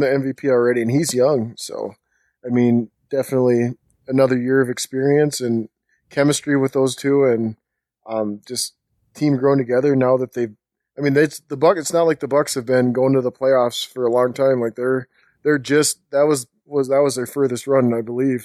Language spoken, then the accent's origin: English; Minnesota, United States; also born or lived in Bahamas; I was born in the Bahamas, and I went to, uh, school, elementary, middle school, high school in Minnesota.